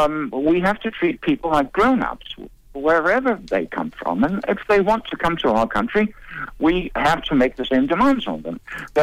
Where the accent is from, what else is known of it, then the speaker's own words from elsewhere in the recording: Denmark; I was born in Denmark and she was born in Sweden.